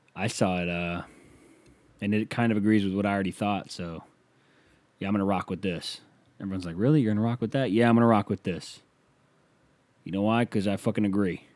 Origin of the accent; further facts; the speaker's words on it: Canada; I'm from Canadian